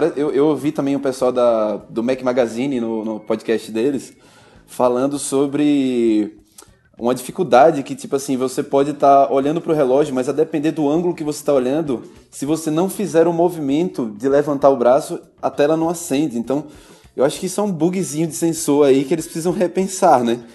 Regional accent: Aracaju, Sergipe, Brazil; now in São Paulo, Brazil; a gente sai de Aracaju, eu também sou de Aracaju

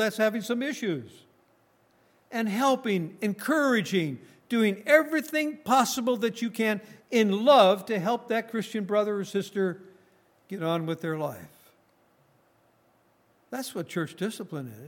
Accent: northern Minnesota, United States; I come from Minnesota, born and raised in Minnesota, in northern Minnesota.

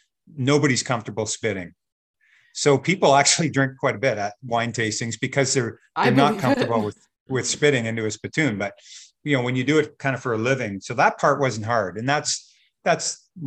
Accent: Burlington, Ontario, Canada; we're from Burlington

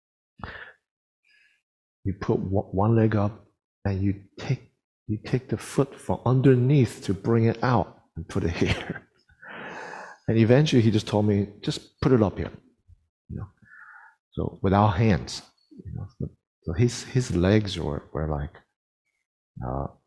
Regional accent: United States; growing up in the United States

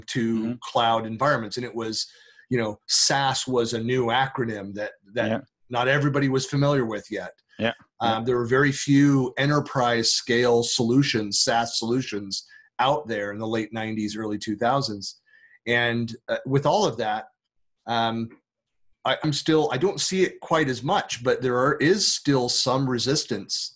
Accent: United States; being an American

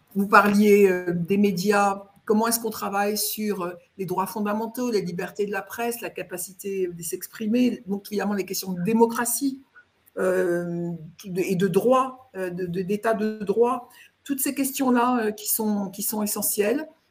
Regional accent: France; je suis française, euh, mais pour dire les choses, ma famille est d'origine alsacienne

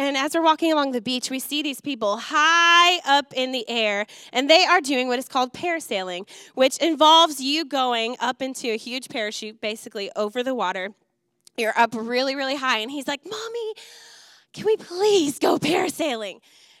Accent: Wisconsin, United States; Growing up in Wisconsin, I just absolutely adore the things that he's passionate about.

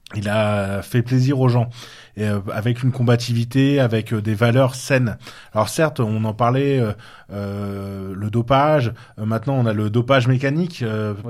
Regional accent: Touraine, Centre-Val de Loire, France; moved away; il est de Touraine, de ma région d'origine

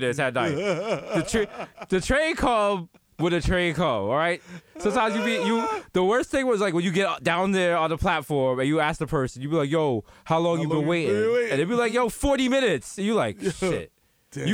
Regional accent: New York City, New York, United States; as a New Yorker

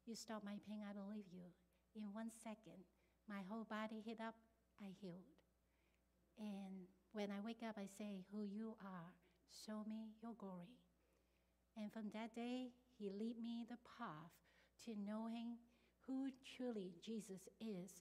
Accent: Hong Kong; English is a second language; moved away as an adult; now in United States; I am now grow up in a Christian country. I'm from Hong Kong

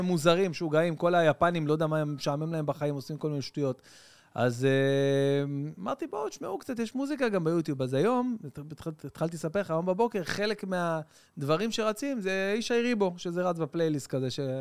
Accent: Bat Yam, Tel Aviv District, Israel; בית ענק בבת ים

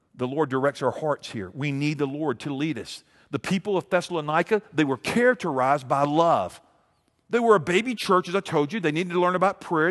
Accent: Montgomery, Alabama, United States; I grew up in Montgomery.

